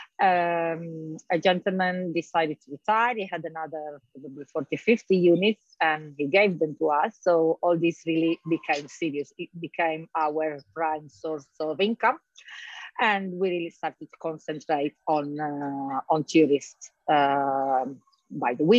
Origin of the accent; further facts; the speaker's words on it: Trieste, Friuli-Venezia Giulia, Italy; also born or lived in London; now in Marbella, Spain; I'm Italian. I'm from Trieste, the north of Italy.